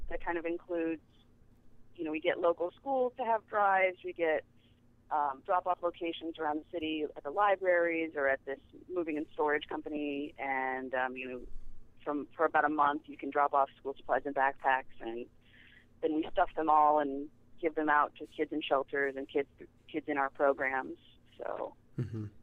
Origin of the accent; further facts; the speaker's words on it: Kansas City, United States; now in New York, United States; I'm from Kansas City